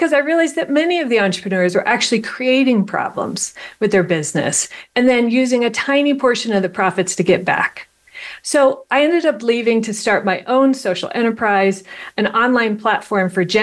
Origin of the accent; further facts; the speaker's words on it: Ohio, United States; I was born in Ohio.